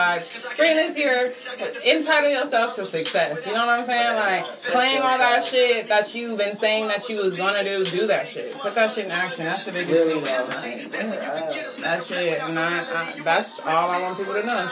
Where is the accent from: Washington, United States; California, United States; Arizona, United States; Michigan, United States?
California, United States; Los Angeles; now in Las Vegas, United States; I'm from Los Angeles